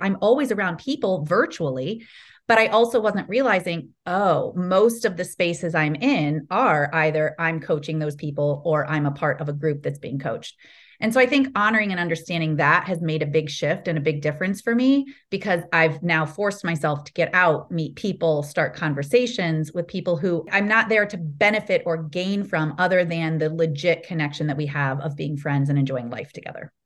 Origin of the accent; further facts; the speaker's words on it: Ohio, United States; moved away as an adult; also born or lived in California; I grew up in Ohio.